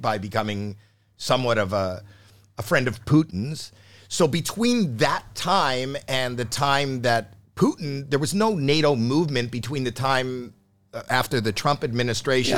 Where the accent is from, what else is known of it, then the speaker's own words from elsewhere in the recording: Canada; I was born in Canada